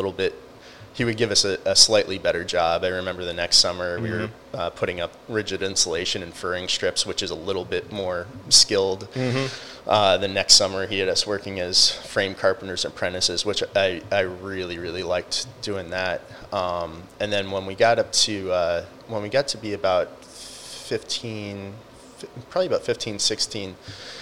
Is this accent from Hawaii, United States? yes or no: no; Sarasota, Florida, United States; grew up in Sarasota